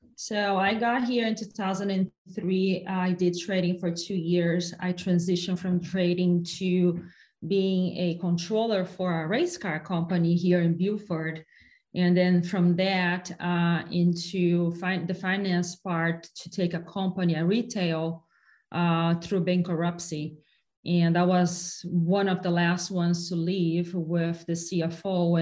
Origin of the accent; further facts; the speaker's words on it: Brazil; now in United States; my hometown in brazil